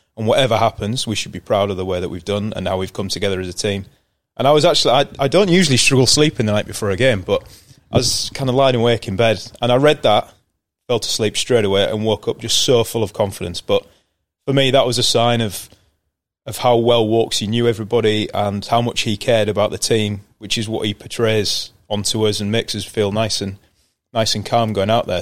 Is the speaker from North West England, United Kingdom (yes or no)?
no; York, Yorkshire and the Humber, United Kingdom; also born or lived in Bristol; I moved on to York when I was about six months old um, and then spent the majority of my life there growing up